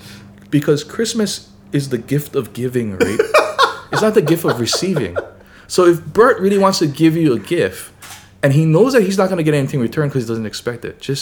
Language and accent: English; Pearl City, Hawaii, United States; In Pearl City.